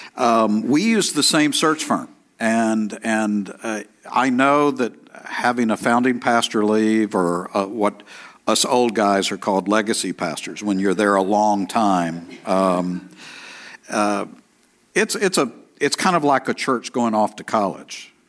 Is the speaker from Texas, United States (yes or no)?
yes; East Texas, United States; I'm from East Texas